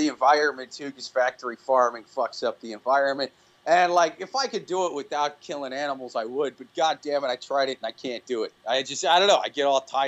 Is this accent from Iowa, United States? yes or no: yes; Iowa City, Iowa, United States; I grew up in Iowa City. I've lived in the city my whole life.